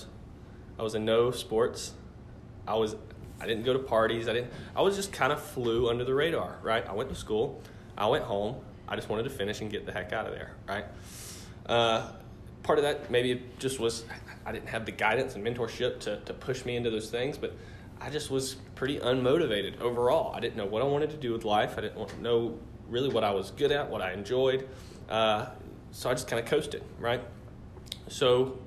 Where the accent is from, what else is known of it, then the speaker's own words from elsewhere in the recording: Walhalla, South Carolina, United States; moved away as an adult; now in Greenville, United States; I grew up mostly in Oconee County. So if you're not familiar, it's kind of the tippy top part of the state. Walhalla, Seneca, Westminster, that area.